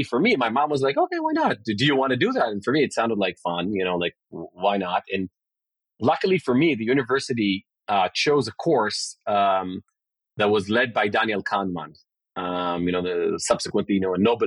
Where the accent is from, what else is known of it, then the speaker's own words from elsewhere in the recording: Israel; I grew up in Israel in a Cambrian explosion era